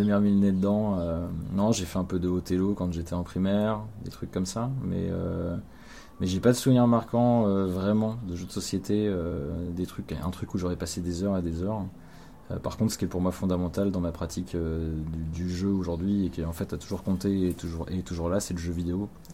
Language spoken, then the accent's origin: French; Cherbourg, Normandy, France; une boutique de jeux à Cherbourg là où j'ai grandi